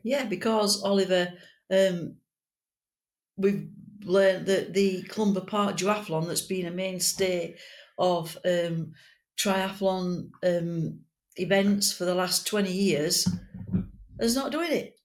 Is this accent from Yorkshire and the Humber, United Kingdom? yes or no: yes; Yorkshire and the Humber, United Kingdom; we're from Yorkshire. We speak as we find, and we tell the truth.